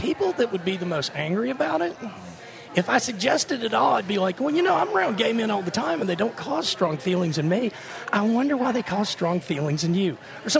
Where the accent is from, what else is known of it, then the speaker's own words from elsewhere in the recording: Monroe, Louisiana, United States; I grew up in 80s in Monroe.